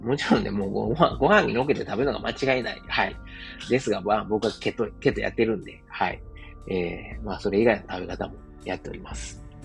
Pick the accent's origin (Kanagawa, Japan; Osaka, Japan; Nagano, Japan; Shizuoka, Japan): Osaka, Japan; moved away as an adult; also born or lived in Qatar; now in Germany; 自分の実家であるですね、駒川、東屋、はい、親父とおかんがやってる、えー、大阪、駒川いうところ